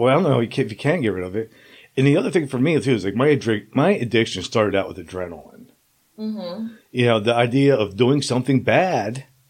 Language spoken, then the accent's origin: English; Princeton, New Jersey, United States; this 18-year-old kid going to the projects in Trenton, and I'm from Princeton